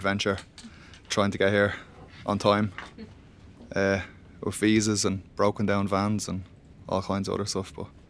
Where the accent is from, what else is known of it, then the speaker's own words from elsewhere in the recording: Dublin, Leinster, Ireland; from Dublin.